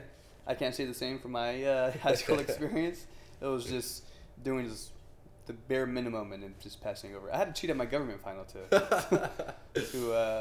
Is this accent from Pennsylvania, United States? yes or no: no; Phoenix, Arizona, United States; also born or lived in Tempe, Arizona; I grew up all around Phoenix, but not so much Mesa. But living here in Tempe now